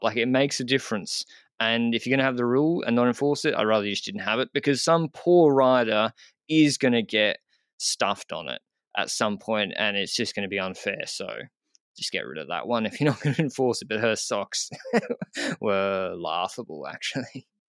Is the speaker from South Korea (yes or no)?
no; Australia; as an Australian